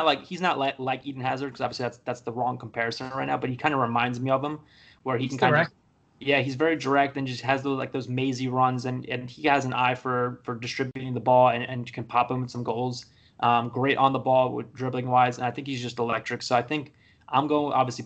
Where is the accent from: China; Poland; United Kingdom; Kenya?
Poland; now in United States; I live in the States, but everybody knows I'm from Poland